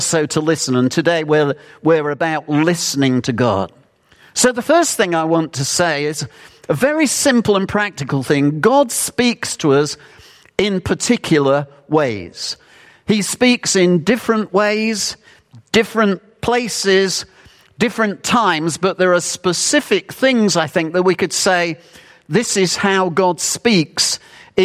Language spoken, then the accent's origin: English; United Kingdom; Being British